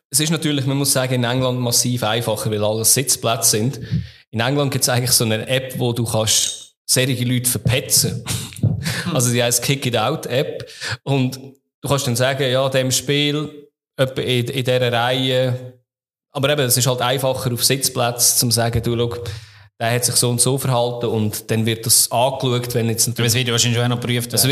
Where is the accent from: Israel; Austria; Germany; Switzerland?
Switzerland; St. Gallen; wenn ich als St. Galler in Luzern bin, werde ich auch immer als Scheiß St. Galler bezeichnet.